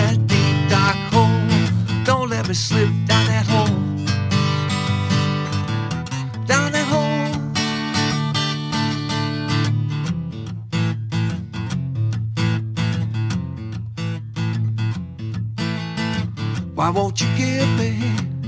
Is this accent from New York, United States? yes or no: yes; upstate New York, United States; also born or lived in Bay Area, California / Stockton / Sacramento / Auburn; now in Reno, United States; I'm originally from upstate New York. Born and raised there, about 80 miles south of Buffalo. But I moved to the Bay Area in 1969 with my folks